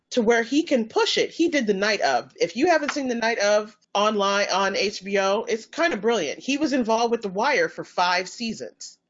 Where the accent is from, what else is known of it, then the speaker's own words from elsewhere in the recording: North Carolina, United States; I'm from North Carolina.